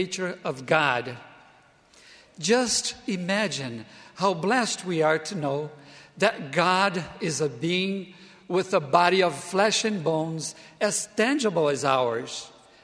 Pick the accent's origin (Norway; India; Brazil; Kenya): Brazil; moved away as an adult; also born or lived in Provo, Utah; my home country, Brazil